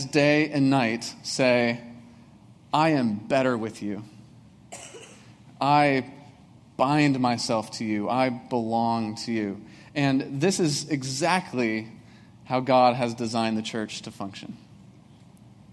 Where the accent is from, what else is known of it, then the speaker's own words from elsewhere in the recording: Breezy Point, Minnesota, United States; moved away; there's not even a stoplight in my hometown of Breezy Point